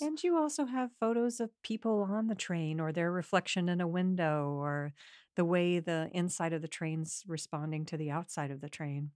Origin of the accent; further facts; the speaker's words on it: Midwest, United States; I was raised in the Midwest